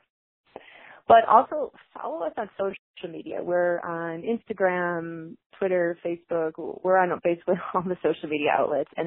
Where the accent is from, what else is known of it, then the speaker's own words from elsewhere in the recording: Chicago, Illinois, United States; moved away; I'm originally from Chicago, and we're really sarcastic. And if someone doesn't like what you're doing, they will tell you right then and there to your face. And that's how I was raised